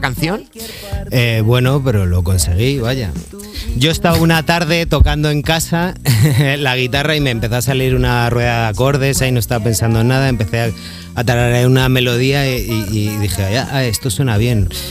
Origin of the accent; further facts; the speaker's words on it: Madrid, Community of Madrid, Spain; yo soy de la Alameda Osuna